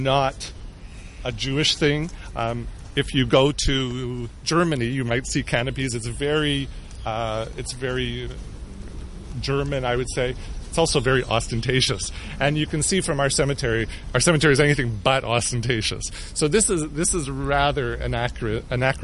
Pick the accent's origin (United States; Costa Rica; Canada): Canada; I'm Canadian